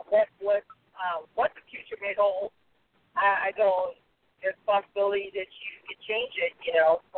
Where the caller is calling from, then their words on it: Southern California, United States; I'm calling from Southern California.